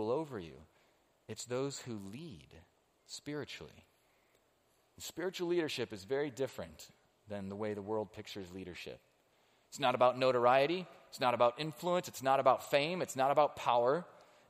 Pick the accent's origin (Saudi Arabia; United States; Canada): United States; I am an American